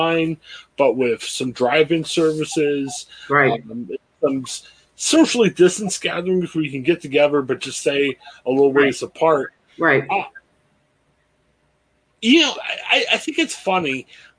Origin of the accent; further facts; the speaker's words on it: Stark County, Ohio, United States; I grew up in Stark County.